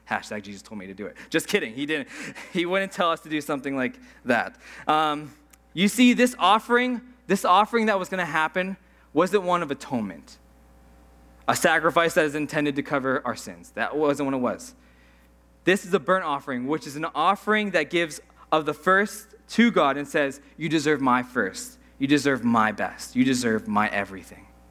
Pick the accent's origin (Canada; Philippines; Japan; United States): Canada; Saskatchewan; moved away; I'm from Saskatchewan